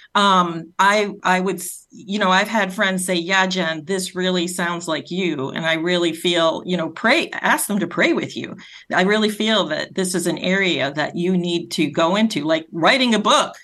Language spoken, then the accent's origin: English; Rhode Island, United States; accent: Rhode Island; my Rhode Island accent